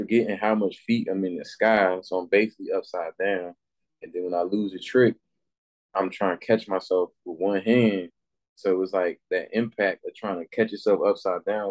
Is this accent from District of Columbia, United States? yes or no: yes; Washington, District of Columbia, United States; also born or lived in Virginia / Maryland; I definitely grew up in like DC longer as far as like going to elementary school, middle school, and high school.